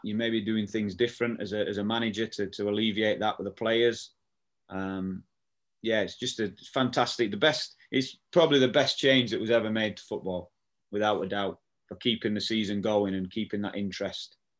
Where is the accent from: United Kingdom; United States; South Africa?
United Kingdom; Barnsley, Yorkshire and the Humber; born or raised there